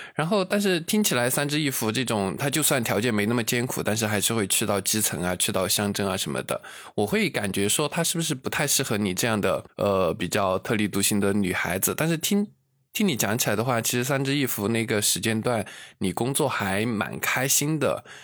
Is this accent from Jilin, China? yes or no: no; Luzhou, Sichuan, China; 在泸州，就在我的老家那种城市